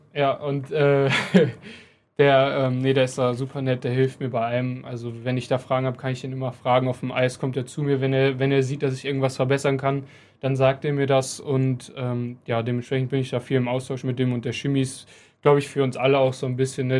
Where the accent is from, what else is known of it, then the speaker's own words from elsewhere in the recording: Krefeld, North Rhine-Westphalia, Germany; ich bin in meiner Heimat, ich bin hier geboren, ich habe meine Familie hier